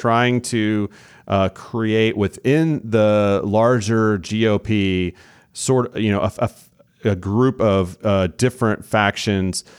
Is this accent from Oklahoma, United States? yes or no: yes; Oklahoma, United States; moved away as an adult; now in Texas, United States; in Oklahoma, my home state where I'm from, I've been in Texas for the last twenty or so years